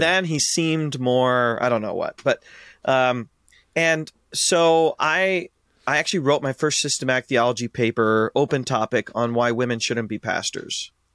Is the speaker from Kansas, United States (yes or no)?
no; Ashland, Ohio, United States; born and raised in Ashland, Ohio